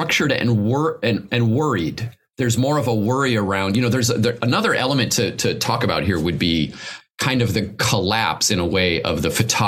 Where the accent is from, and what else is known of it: United States